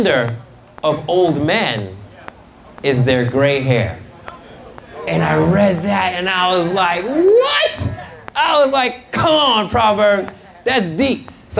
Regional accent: New York City, New York, United States; I grew up in New York City

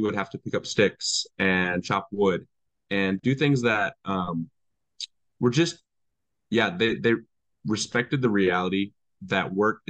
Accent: Midwest, United States; growing up in the Midwest, it was something. There was something about the community that is kind of necessary in the Midwest

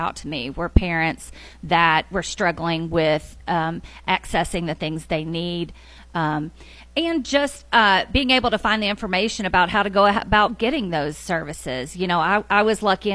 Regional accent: Madison, Tennessee, United States; also born or lived in Sumner County, Tennessee; was born and raised in the Nashville area. I grew up in Madison.

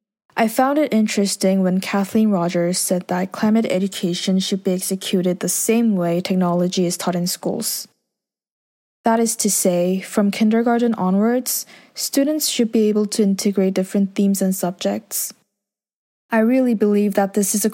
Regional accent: Jeju, South Korea; Growing up in Korea, where there's a plethora of beautiful and unique sceneries

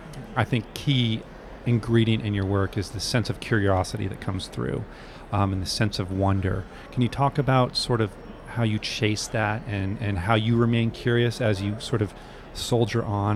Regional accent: New Hampshire, United States; I'm from New England too. I grew up in New Hampshire.

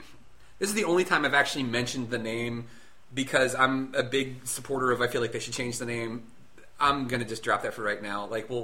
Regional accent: Northern Virginia, United States; We're in Virginia right now. I grew up in Northern Virginia.

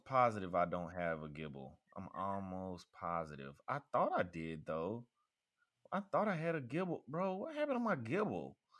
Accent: rural Mississippi, United States; my hometown um is I think the population is like 2000 or something

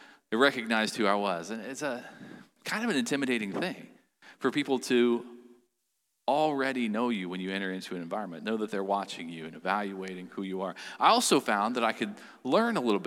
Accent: Chillicothe, Ohio, United States; I had the opportunity to work in a factory in my hometown, Chillicothe, Ohio

